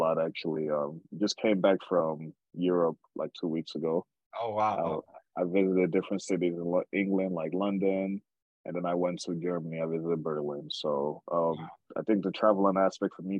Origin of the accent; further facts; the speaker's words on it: Nigeria; moved away; going back to Nigeria is always memorable for me